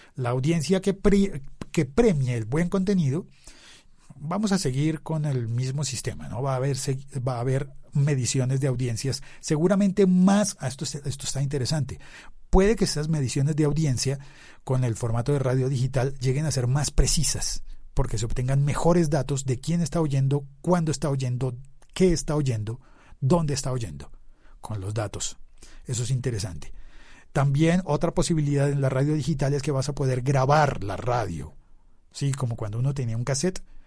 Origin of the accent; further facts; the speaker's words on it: Bogotá, Colombia; Estaba yo en Bogotá, donde yo vivía, donde yo nací